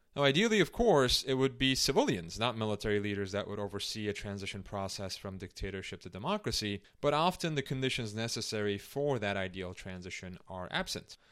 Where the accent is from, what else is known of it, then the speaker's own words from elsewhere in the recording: Istanbul, Turkey; moved away; also born or lived in Chicago; I was born in Istanbul, Turkey, at a time when the country was under military rule.